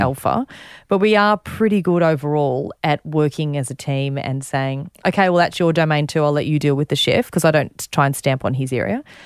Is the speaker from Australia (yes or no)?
yes; Warrnambool, Victoria, Australia; also born or lived in Ballarat; I grew up in Warrnambool, so not very far away.